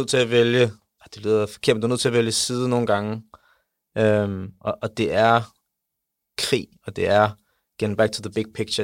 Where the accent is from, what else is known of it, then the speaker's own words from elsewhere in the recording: Denmark; jeg er fra Danmark, jeg er stolt af Danmark